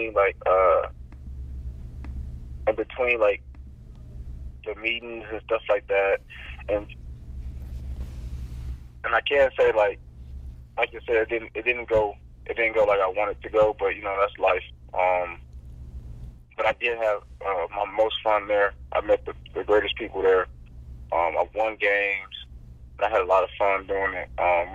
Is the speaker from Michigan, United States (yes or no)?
yes; Michigan, United States